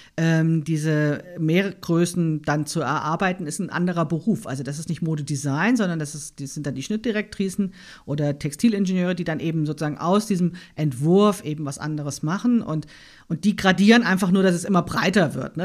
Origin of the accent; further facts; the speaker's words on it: Frankfurt, Hesse, Germany; now in Berlin, Germany; ich bin in Frankfurt aufgewachsen, ne? in dieser Bankerstadt